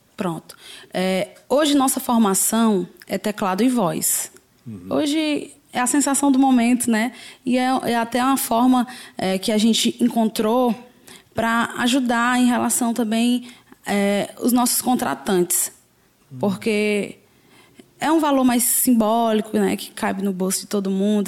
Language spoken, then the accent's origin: Portuguese; Fortaleza, Ceará, Brazil; sou aqui mesmo de Fortaleza, sou do Parque dos Irmãos.